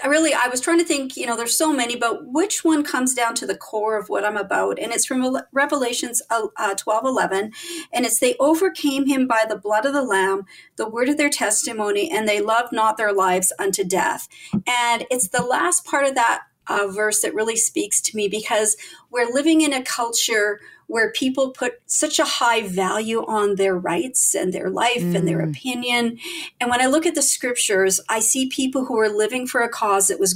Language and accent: English; Winnipeg, Manitoba, Canada; I was born in Winnipeg, which for those of you who are not from Canada, is in the very, very center of North America